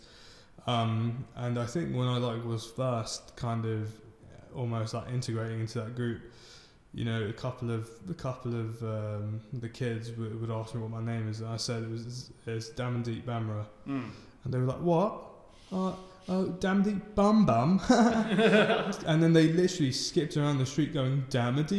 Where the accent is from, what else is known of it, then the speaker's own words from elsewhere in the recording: London, United Kingdom; also born or lived in Ealing; I grew up in Wembley